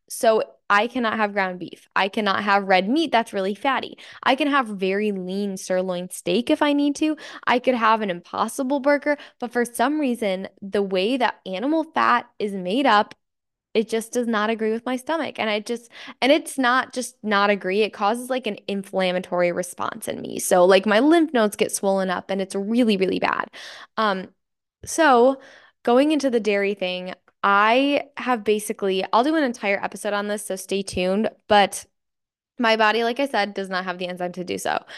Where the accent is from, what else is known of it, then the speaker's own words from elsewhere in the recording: Michigan, United States; I'm from Michigan and it is very cloudy and dreary and dark